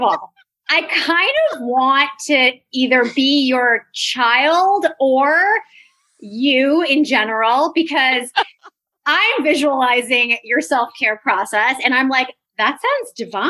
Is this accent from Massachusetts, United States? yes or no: no; New York, United States; I'm a New Yorker.